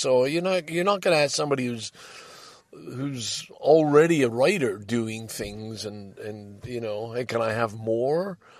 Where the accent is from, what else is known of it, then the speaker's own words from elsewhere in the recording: Scarborough, Ontario, Canada; And I'm from Scarborough, the kid from Scarborough. There's lots of stuff that, hey, yeah, I grew up here.